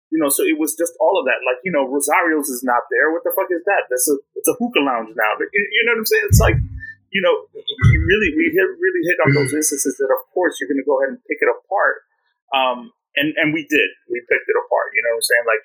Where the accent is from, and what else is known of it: New York City, New York, United States; born or raised there